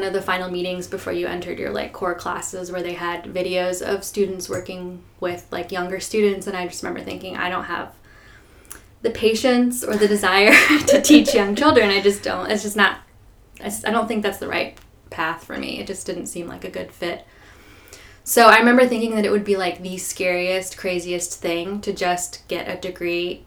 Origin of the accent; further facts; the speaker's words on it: northern Indiana, United States; now in Nashville, United States; So, I grew up in northern Indiana, in the middle of nowhere, like Amish country. That is where I grew up and went to high school.